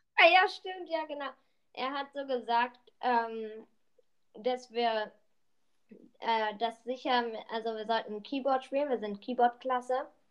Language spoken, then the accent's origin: German; Berlin, Germany; wir sind drei, zwei Berliner Jungs